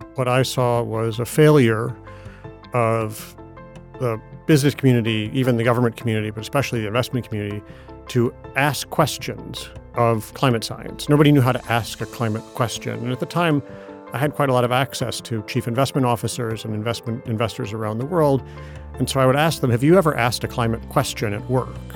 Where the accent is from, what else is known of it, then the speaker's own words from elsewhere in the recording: Ann Arbor, Michigan, United States; moved away; I grew up in Ann Arbor, Michigan